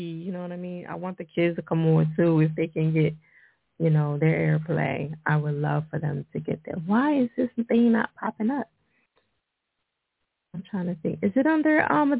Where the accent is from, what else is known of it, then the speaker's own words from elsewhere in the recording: New Jersey, United States; Jersey, my home state